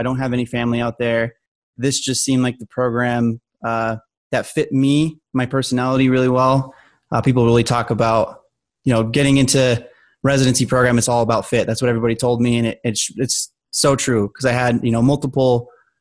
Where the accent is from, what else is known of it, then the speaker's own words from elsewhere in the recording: Albuquerque, New Mexico, United States; moved away as an adult; also born or lived in Colorado; I'm originally from Albuquerque, New Mexico